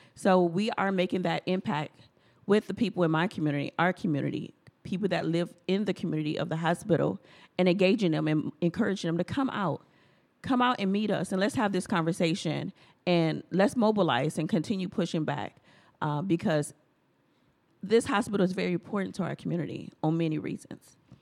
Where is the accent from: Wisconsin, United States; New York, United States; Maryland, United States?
Wisconsin, United States; Milwaukee; a Black American born and raised in Milwaukee